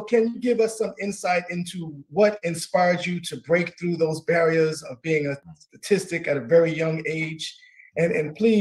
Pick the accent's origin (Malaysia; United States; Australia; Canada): United States; New York; I'm a native New Yorker myself